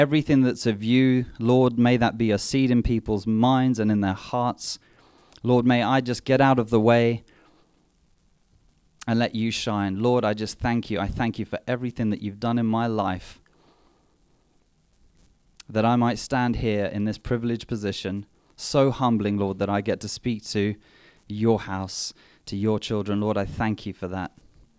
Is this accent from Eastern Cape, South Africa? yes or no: yes; Mthatha, Eastern Cape, South Africa; born there; I was born in South Africa